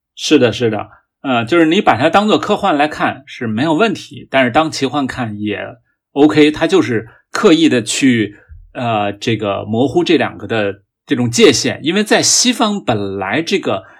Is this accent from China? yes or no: yes; China; 我们中国人对科技的态度是比较务实的